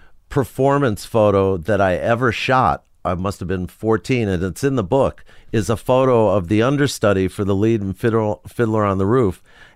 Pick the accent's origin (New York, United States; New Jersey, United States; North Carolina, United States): New York, United States; Forest Hills; I grew up in Forest Hills, New York.